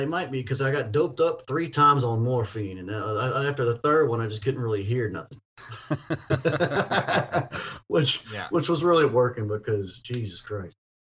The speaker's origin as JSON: {"language": "English", "town": "Ocean Springs", "region": "Mississippi", "country": "United States", "tie": "born or raised there", "also_born_or_lived": "Vancleave, Mississippi / Austin, Texas / Los Angeles, California", "said": "my hometown of Ocean Springs."}